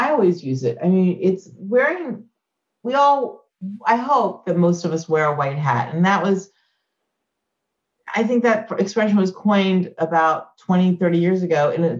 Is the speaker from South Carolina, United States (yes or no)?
yes; Clemson, South Carolina, United States; moved away; I'm a kid growing up in Clemson, South